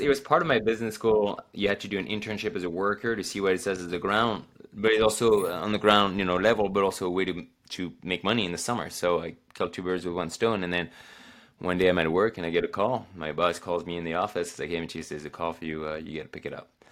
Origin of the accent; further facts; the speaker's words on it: France; now in Oregon, United States; I go back home in the Alps